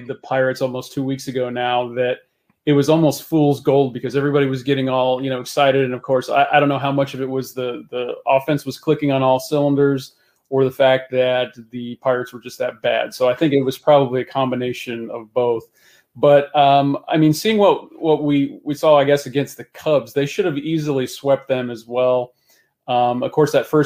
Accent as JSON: {"language": "English", "region": "Ohio", "country": "United States", "tie": "born or raised there", "said": "growing up in Ohio"}